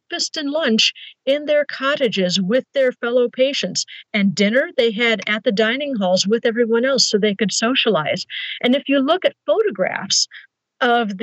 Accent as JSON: {"language": "English", "town": "Chicago", "region": "Illinois", "country": "United States", "tie": "born or raised there", "said": "I grew up in the Chicago suburbs"}